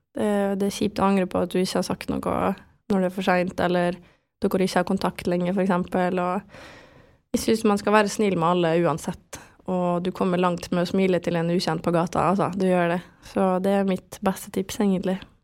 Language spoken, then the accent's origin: Norwegian; Vestnes, Møre og Romsdal, Norway; also born or lived in France / Germany / Oslo; jeg vokste opp på Vestnes med familie og alt det her